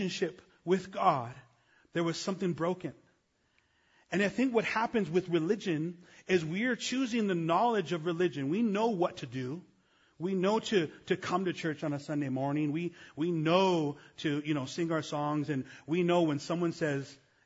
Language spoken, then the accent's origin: English; Los Angeles, California, United States; I'm from East L.A.